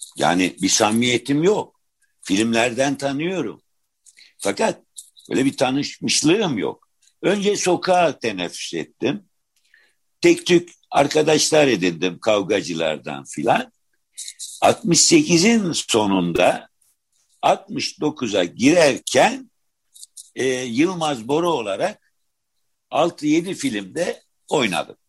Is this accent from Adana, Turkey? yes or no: yes; Adana, Turkey; moved away as an adult; also born or lived in Istanbul; 46 yılında Adana'da doğdum.